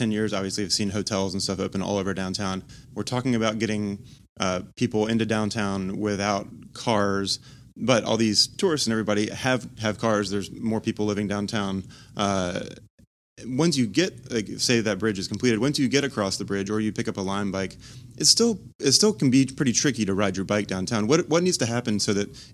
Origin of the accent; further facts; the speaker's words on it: Charlotte, North Carolina, United States; now in Charleston, United States; I grew up in Charlotte, and so we have the light rail that opened there after I moved away